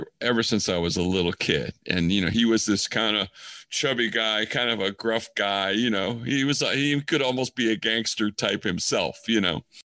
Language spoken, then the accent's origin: English; Chicago, Illinois, United States; I am from Chicago